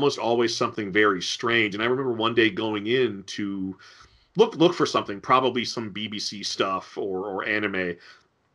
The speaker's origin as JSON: {"language": "English", "town": "Norfolk", "region": "Virginia", "country": "United States", "tie": "born or raised there", "said": "my hometown of Norfolk, Virginia"}